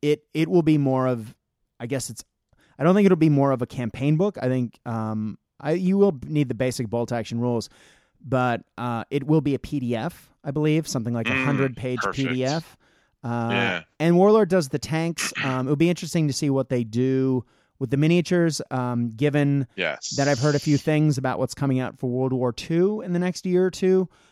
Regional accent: Japan; I grew up in Japan and traveling throughout Asia.

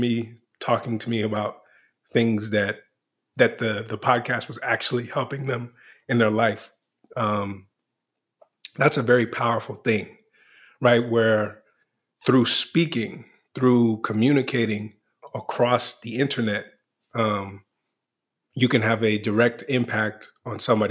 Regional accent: Washington, District of Columbia, United States; I was born in Washington, D.C.

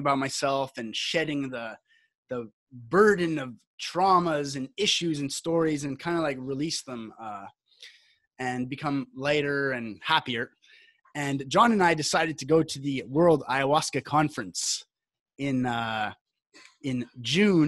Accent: Canada; now in Costa Rica; I'm Canadian, but I live in Costa Rica

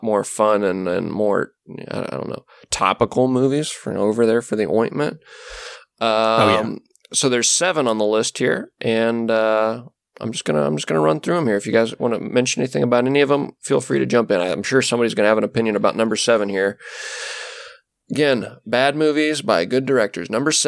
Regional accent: Netherlands; I'm from Holland. Isn't that funny?

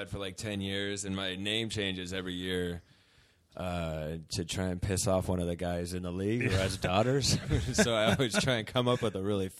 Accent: Chino, California, United States; Yeah, like just outside of L.A., Chino.

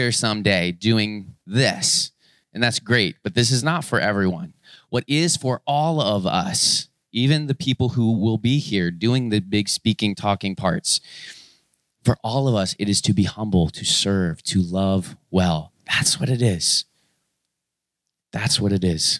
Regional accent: Florida, United States; moved away; I grew up in Florida

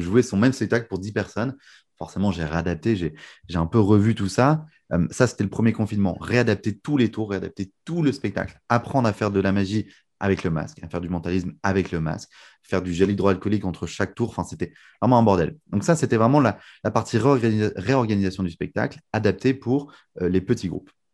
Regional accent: Lille, Hauts-de-France, France; also born or lived in United States; moi j'ai grandi à Lille, du coup dans le nord

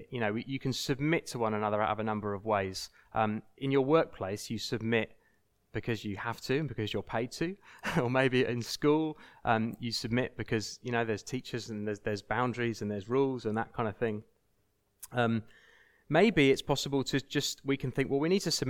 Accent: United Kingdom; we need to submit to each other out of politeness, out of just, you know, we're British, so we're polite

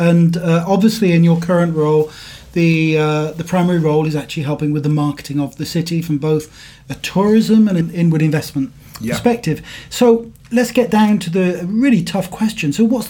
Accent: United Kingdom; now in Stockholm, Sweden; And you'll notice I've got a different accent to Maura. In fact, I'm British from the other side of the pond.

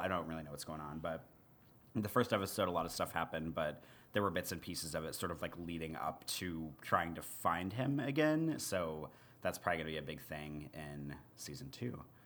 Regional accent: Missouri, United States; moved away; where I grew up in Missouri

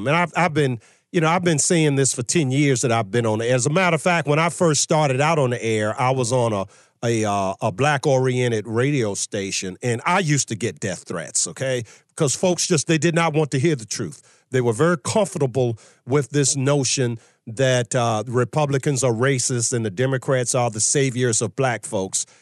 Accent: Virginia, United States; my home state of Virginia

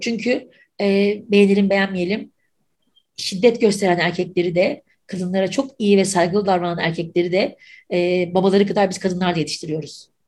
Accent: Mersin, Turkey; now in Istanbul, Turkey; Mersin'de doğdum, büyüdüm.

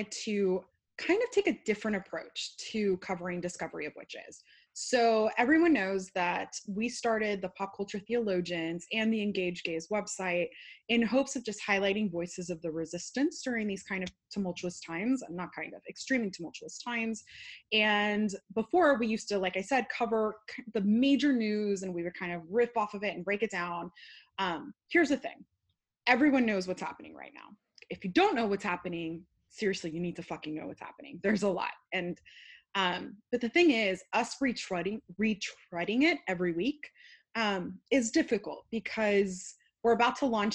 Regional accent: California, United States; As a Californian who drinks wheat juice

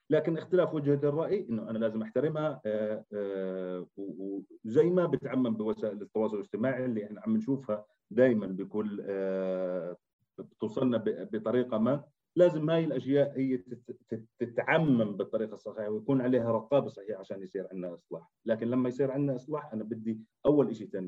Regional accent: Jordan; احنا كشباب اردني

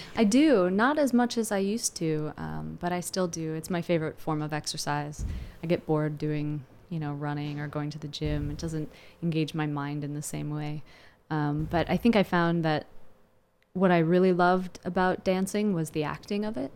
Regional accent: Landisville, Pennsylvania, United States; I grew up in Lancaster County, which is best known for the Amish

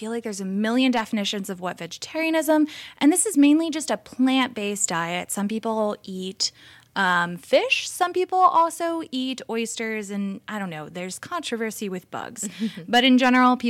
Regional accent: New Jersey, United States; now in California, United States; I come from New Jersey, and we are a very deli-heavy

